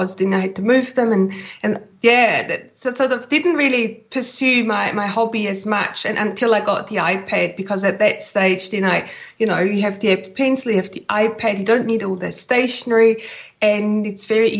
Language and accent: English; Switzerland; moved away as an adult; now in New Zealand; I've been in New Zealand for 20 years now, almost. I'm originally from Switzerland, hence my accent